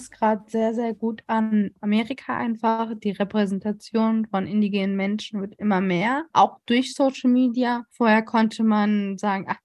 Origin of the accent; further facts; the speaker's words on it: North Rhine-Westphalia, Germany; also born or lived in Colombia; So, ich bin sehr, sehr deutsch aufgewachsen. Wenn man mich kennt, dann merkt man das auch. Es beschreibt mich, wenn ich sage, ich bin deutsch